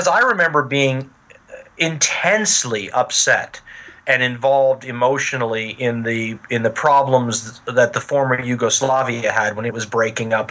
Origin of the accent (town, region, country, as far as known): Los Angeles, California, United States; born or raised there